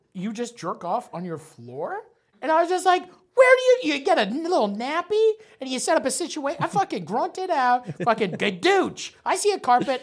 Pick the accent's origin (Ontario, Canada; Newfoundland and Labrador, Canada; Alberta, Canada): Ontario, Canada; St. Thomas; also born or lived in Nova Scotia; we moved from Nova Scotia to fucking Saint Thomas, Ontario